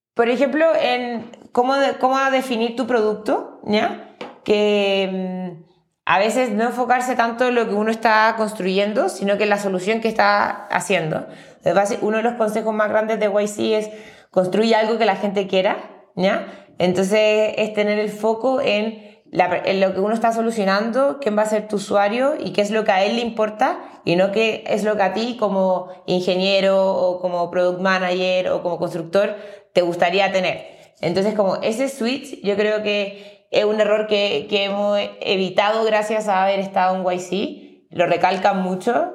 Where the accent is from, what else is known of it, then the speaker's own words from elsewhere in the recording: Chile; moved away as an adult; now in Mexico City, Mexico; yo soy de Chile, que es un país mucho más pequeño